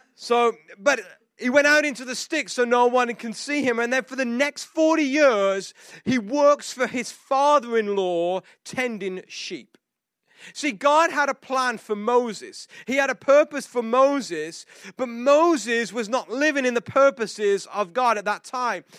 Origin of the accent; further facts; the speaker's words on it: England, United Kingdom; moved away; this English guy who we're not supposed to show emotion because we're English